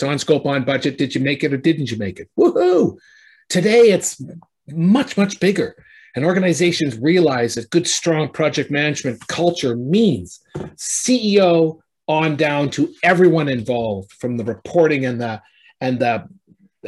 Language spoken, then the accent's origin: English; Canada; I'm a Canadian